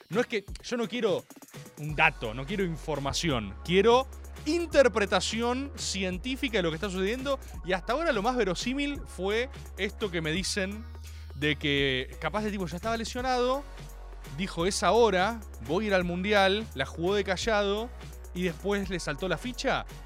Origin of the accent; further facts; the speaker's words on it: Argentina; Maga no es información, es conjetura, que es lo más aproximado a la verdad que tenemos como argentinos.